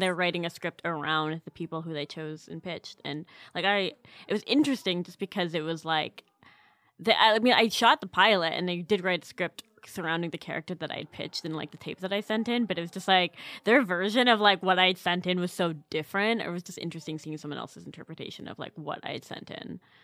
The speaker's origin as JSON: {"language": "English", "country": "Canada", "said": "I'm Canadian"}